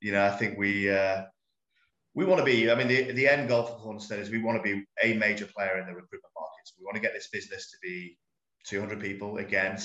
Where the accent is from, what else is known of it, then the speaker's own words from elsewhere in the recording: Lytham St Anne's, North West England, United Kingdom; accent: northern twang; moved away as an adult; also born or lived in Manchester; now in Tokyo, Japan; I'm from a place called Lytham St Anne's near Blackpool.